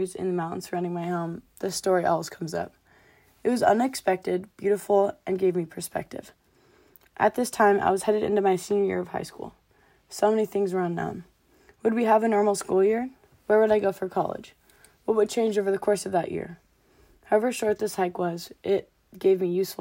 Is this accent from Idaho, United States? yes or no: yes; North Idaho, United States; Born and raised in North Idaho